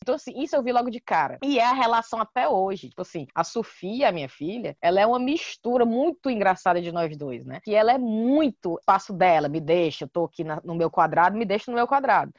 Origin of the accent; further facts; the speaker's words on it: Brazil; moved away as an adult; also born or lived in England; now in United Kingdom; eu sou do Brasil